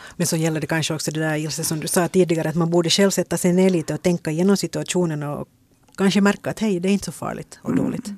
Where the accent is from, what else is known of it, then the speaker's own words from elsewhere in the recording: Ingå, Uusimaa, Finland; Jag är från Ingo